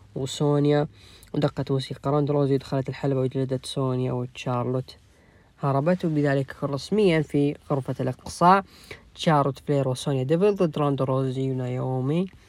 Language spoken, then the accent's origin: Arabic; Jeddah, Makkah Province, Saudi Arabia; عندنا في جدة